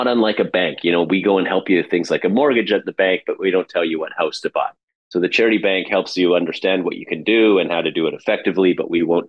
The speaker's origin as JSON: {"language": "English", "country": "Canada", "said": "as a person, as a Canadian who wants to create change in the world."}